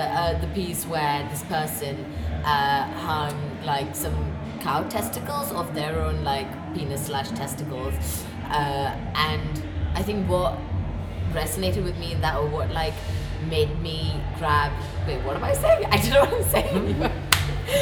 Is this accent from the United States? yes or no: no; India; as an Indian person